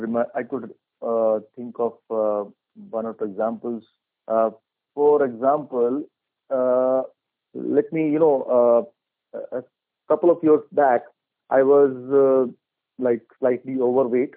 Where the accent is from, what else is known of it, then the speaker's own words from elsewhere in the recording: India; I'm from India.